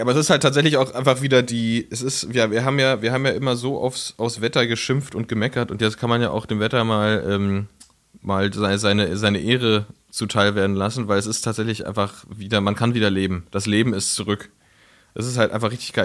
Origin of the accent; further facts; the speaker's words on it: Berlin, Germany; ich bin ja in Frohnau aufgewachsen, ja. in Reinickendorf